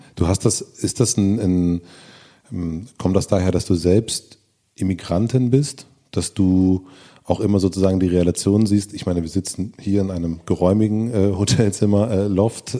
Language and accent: German; Brandenburg, Germany; meine Jugend in Brandenburg